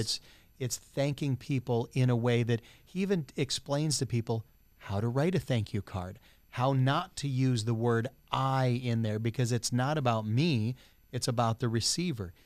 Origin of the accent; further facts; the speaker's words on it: United States; as an American society